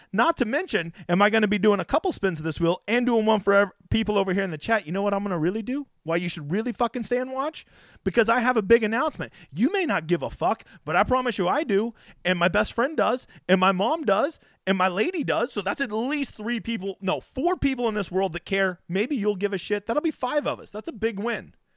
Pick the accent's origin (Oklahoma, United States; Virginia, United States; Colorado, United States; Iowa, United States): Oklahoma, United States; here in my home state of fucking piece of shit Oklahoma